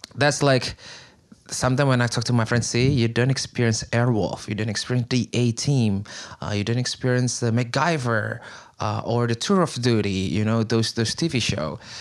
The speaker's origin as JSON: {"language": "English", "town": "Bandung", "region": "West Java", "country": "Indonesia", "tie": "born or raised there", "second_language": "English", "moved": "as an adult", "lives_now": "Queens, New York, United States", "said": "I grew up in Bandung, which is actually Sundanese."}